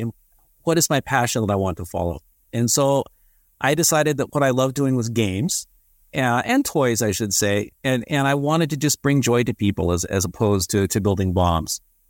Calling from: Inner Mongolia, China; I'm calling from the Inner Mongolia Autonomous Province of China, doing some work these days as a digital nomad bouncing over Asia.

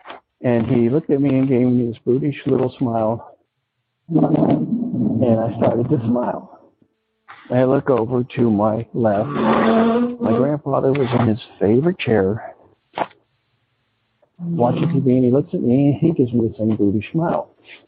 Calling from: Cincinnati, Ohio, United States; I'm calling from Cincinnati, Ohio.

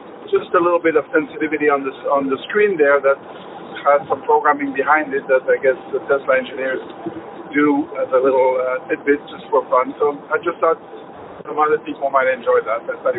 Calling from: Toronto, Ontario, Canada

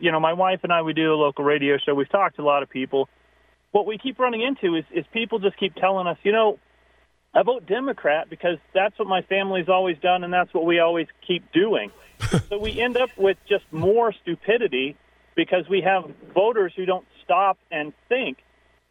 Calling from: Albuquerque, New Mexico, United States; I'm calling from Albuquerque

